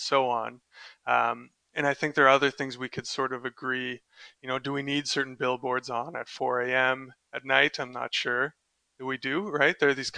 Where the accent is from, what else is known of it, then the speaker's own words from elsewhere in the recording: Canada; moved away as an adult; also born or lived in Delft, Netherlands; I'm also Canadian